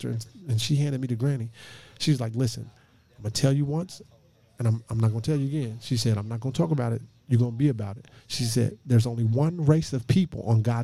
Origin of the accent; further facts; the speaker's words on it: United States; I was born in the United States, right? Then I'm an American